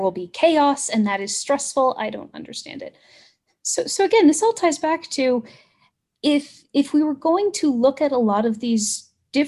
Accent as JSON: {"language": "English", "country": "United States", "accent": "American", "said": "we're American and we have a different accent"}